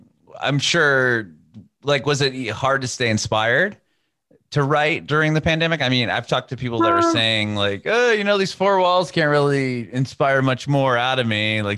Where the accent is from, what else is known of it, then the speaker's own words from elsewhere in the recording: San Diego, California, United States; now in Nashville, United States; I'm in Nashville now, but I'm born and raised in San Diego